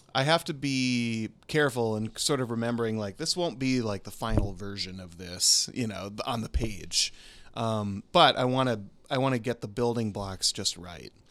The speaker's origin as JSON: {"language": "English", "region": "Minnesota", "country": "United States", "also_born_or_lived": "Los Angeles", "moved": "as an adult", "said": "I'm from Minnesota originally, but we lived in L A for eleven years"}